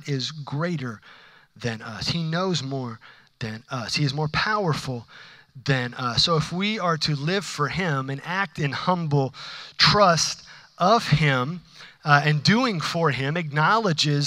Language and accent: English; United States; I'm an American